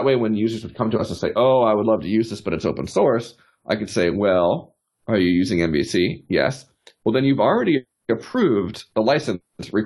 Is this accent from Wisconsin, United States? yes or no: no; South Florida, United States; also born or lived in New York City; now in Austin, United States; I grew up in South Florida